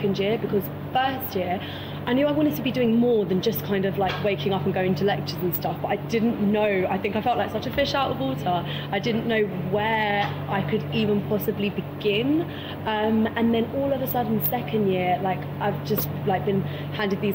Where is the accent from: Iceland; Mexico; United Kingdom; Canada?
United Kingdom; London; moved away; as you can tell by the accent, I'm from London